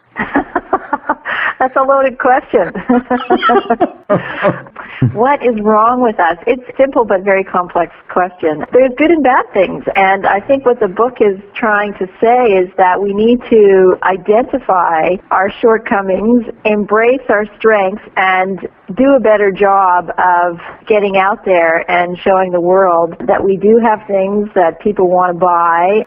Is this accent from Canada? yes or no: yes; Canada